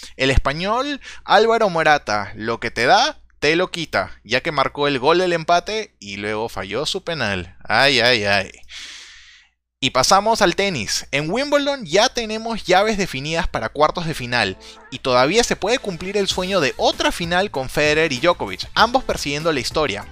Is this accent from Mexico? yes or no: no; Peru; como peruano